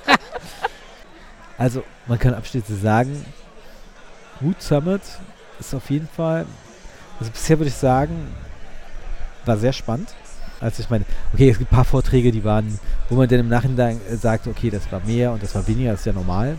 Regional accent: Berlin, Germany; bin ja Berliner

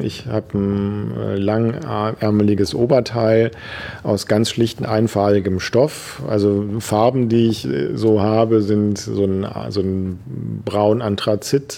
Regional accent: Düsseldorf, North Rhine-Westphalia, Germany; Ich war Messdiener in der Gemeinde, wo ich herkomme. Das ist am Stadtrand von Düsseldorf.

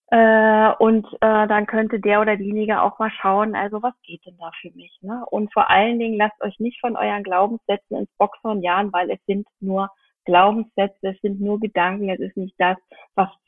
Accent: Brandenburg, Germany; now in Berlin, Germany; Und ich äh, stamme nicht aus Berlin, ich stamme aus dem Land Brandenburg. Und da gibt es meine Eltern

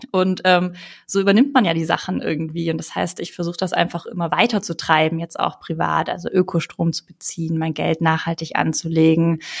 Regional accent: Ulm, Baden-Württemberg, Germany; Also wenn ich halt auch daran denke, wie ich aufgewachsen bin. Ne? Ich komme aus Ulm, aus einem schwäbischen Haushalt.

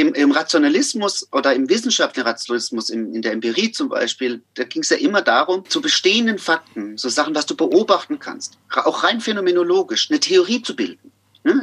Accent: Amorbach, Bavaria, Germany; also born or lived in Miltenberg / Frankfurt am Main; now in Tübingen, Germany; ich komme ja aus Amerbach im Odenwald

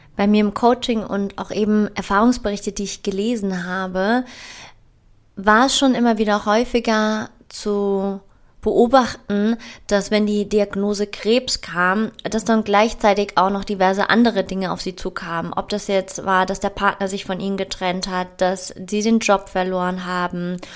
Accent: Frankfurt, Hesse, Germany; ich komme aus Frankfurt, das ist eine Stadt mit ganz viel männlicher Energie

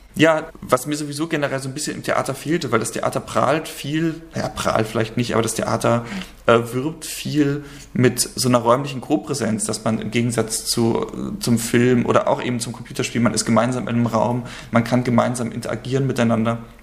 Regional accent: Rostock, Mecklenburg-Vorpommern, Germany; moved away as an adult; also born or lived in Thuringia / Leipzig; now in Hamburg, Germany; Also ich bin ursprünglich in Thüringen geboren, aber dann gleich äh, nach Rostock gezogen und äh, das ist quasi die Zeit gewesen, in der ich aufgewachsen bin, bis ich 19 geworden bin

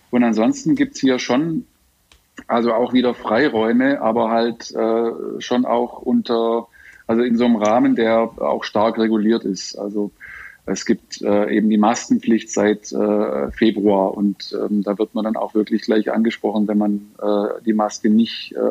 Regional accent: Schramberg, Baden-Württemberg, Germany; now in Shanghai, China; was sozusagen in meiner Heimatstadt Schramberg los ist.

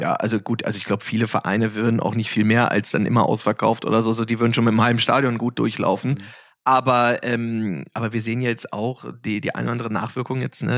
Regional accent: Hanover, Lower Saxony, Germany; ich bin in Hannover ähm, geboren äh, und habe da äh, in Altweinbüchen, das ist halt praktisch direkt vor Ort angrenzend

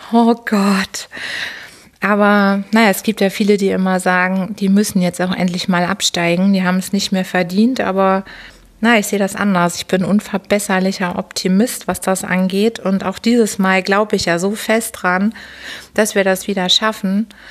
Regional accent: Hamburg, Germany; Geboren natürlich in Hamburg bin ich am 25. Dezember 1978. Ein Winterkind, ein Weihnachtskind und bin daher Steinbock und bin groß geworden in Harburg

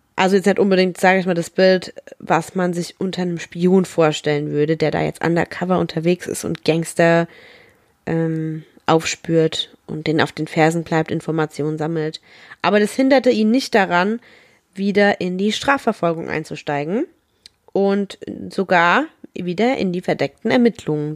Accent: Rhineland-Palatinate, Germany; ich komme aus der Pfalz

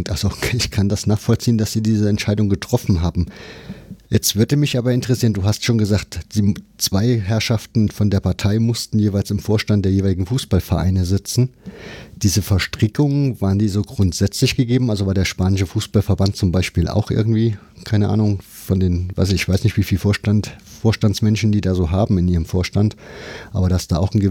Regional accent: Germany; also ich bin ja ein Kind der DDR, das heißt, für mich ist das immer alles leicht verständlich und es klingt so ein bisschen nach DDR.

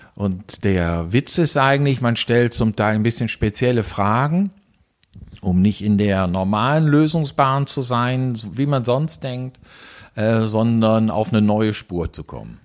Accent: Germany; moved away as an adult; now in Switzerland; Wie man hört, bin ich Deutscher, bin seit 25 Jahren in der Schweiz

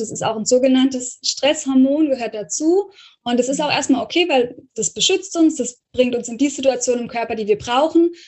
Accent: Rhineland-Palatinate, Germany; ich komme ja so aus der Pfalz, vom Pfälzischen her

